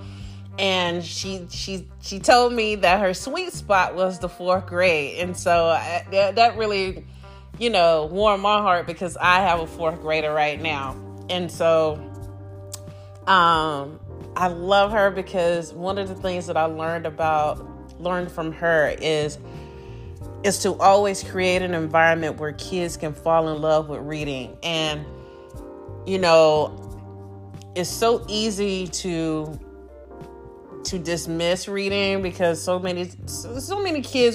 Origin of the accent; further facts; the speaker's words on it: Greensboro, North Carolina, United States; growing up in the 80s in North Carolina, Greensboro, North Carolina